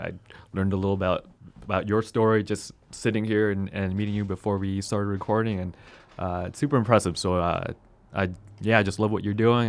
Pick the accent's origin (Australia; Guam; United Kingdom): Guam; moved away as an adult; also born or lived in Long Beach, California / Orange County, California; now in Arizona, United States; I was born and raised on Guam